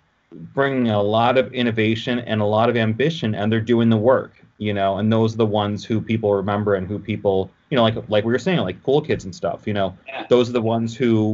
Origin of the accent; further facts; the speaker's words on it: Oak Park, Illinois, United States; also born or lived in Detroit, Michigan; I grew up in Oak Park, but that's like 20 minutes outside of Chicago. But I've always lived in this area. I mean, technically, I was born like outside Detroit, but we moved to Chicago when I was a few months old